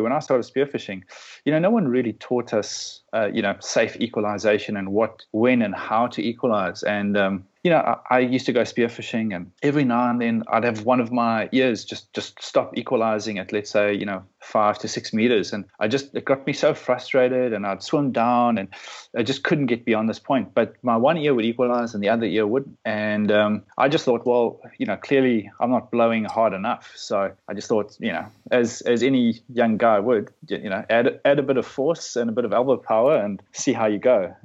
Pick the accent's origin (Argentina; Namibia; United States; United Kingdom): Namibia; also born or lived in South Africa; now in Melbourne, Australia; I grew up in Namibia, which is just just north of uh, South Africa on the west coast